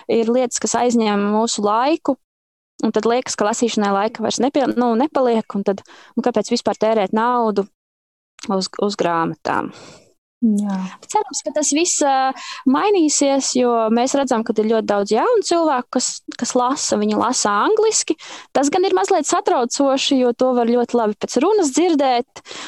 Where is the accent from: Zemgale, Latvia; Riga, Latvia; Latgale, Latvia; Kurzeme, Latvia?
Zemgale, Latvia; es tiešām kā zemgaliete